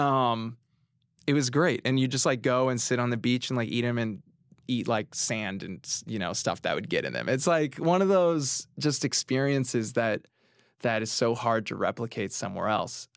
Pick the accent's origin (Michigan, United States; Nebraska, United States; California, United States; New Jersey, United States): California, United States; Orange County; moved away as an adult; now in New York City, United States; I grew up in Orange County, California